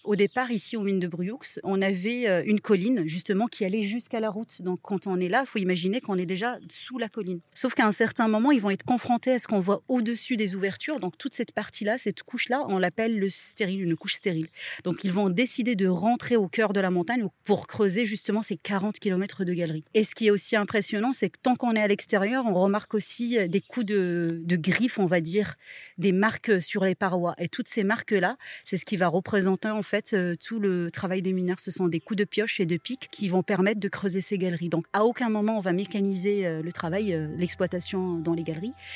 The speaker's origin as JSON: {"language": "French", "town": "Marrakech", "region": "Marrakesh-Safi", "country": "Morocco", "moved": "as an adult", "lives_now": "Vaucluse, France", "said": "Ça fait 7 ans maintenant que je suis en France. Je viens de Marrakech"}